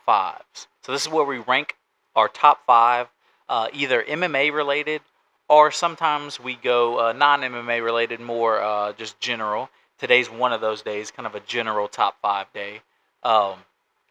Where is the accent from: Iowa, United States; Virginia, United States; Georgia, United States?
Georgia, United States; Atlanta; I grew up in the Atlanta area